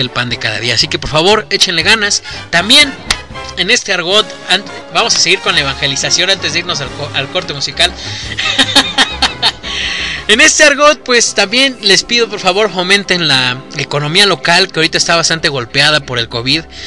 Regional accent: Mexico; aquí en México

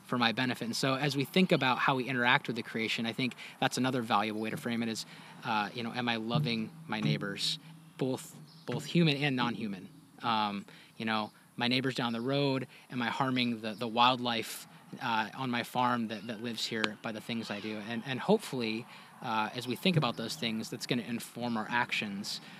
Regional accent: Washington, United States; I grew up mostly in Washington State

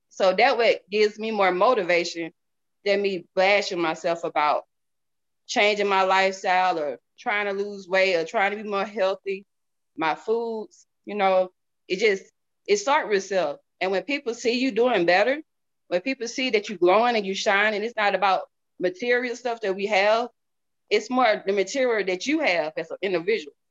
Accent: the South, United States; Y'all. I'm from the South, so I'm, I'm country.

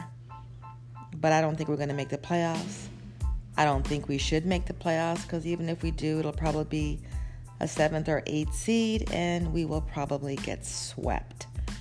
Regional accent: Toronto, Ontario, Canada; I'm actually from Toronto

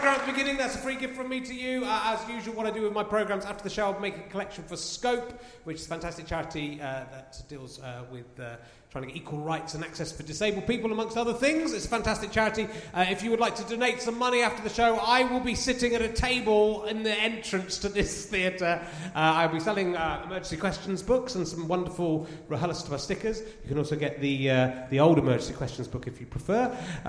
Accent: Cheddar, South West England, United Kingdom; moved away; where I grew up in Cheddar.

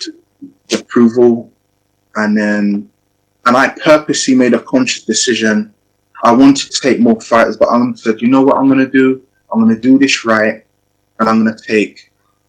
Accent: England, United Kingdom; also born or lived in Ghana; I'm a coach trainer from England

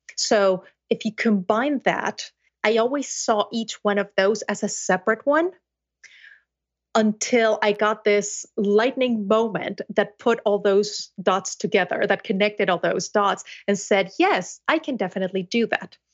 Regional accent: Mexico City, Mexico; first language Spanish; English is a second language; now in United States; I was born and raised in Mexico City, in a family of translators

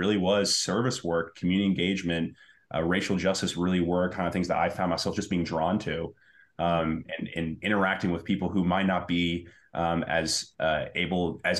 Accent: Medford, Massachusetts, United States; but I grew up in Medford. I kind of matured, went through the kind of experiences of younger younger mm-hmm. life here in Medford.

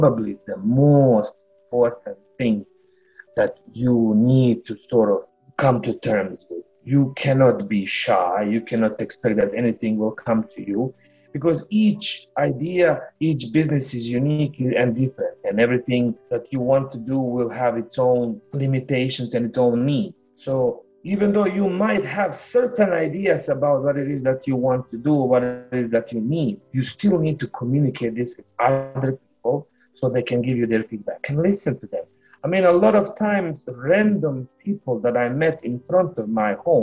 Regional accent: Bosnia & Herzegovina; moved away as an adult; now in St. John's, Canada; I come from Bosnia and Herzegovina

